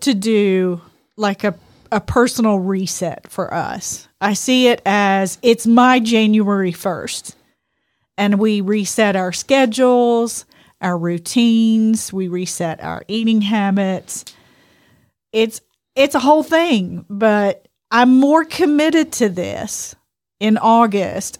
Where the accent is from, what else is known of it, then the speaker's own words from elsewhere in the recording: Louisiana, United States; we're from Louisiana